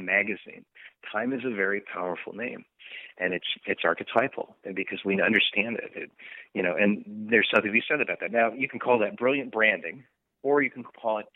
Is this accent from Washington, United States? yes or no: yes; Bellevue, Washington, United States; moved away; also born or lived in Issaquah / Redmond; I'm from the Northwest. I'm from the Seattle area. I grew up in Bellevue, Issaquah, and Redmond area, primarily